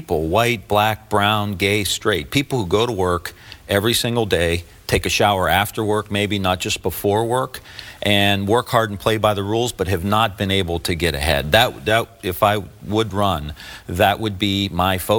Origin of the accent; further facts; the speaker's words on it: Youngstown, Ohio, United States; I grew up in Northeast Ohio and just outside of Youngstown